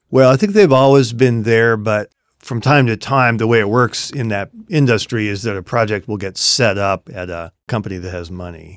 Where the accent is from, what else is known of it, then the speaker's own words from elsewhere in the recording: Seattle, Washington, United States; my hometown, Seattle